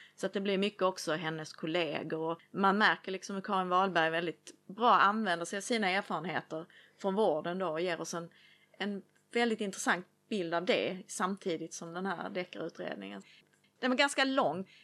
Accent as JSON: {"language": "Swedish", "town": "Lund", "region": "Skåne", "country": "Sweden", "tie": "born or raised there", "said": "från Oskarshamn till Lund som även är min hemstad"}